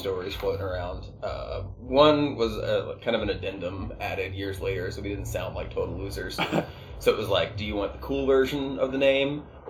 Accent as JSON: {"language": "English", "region": "West Virginia", "country": "United States", "said": "We are from West Virginia."}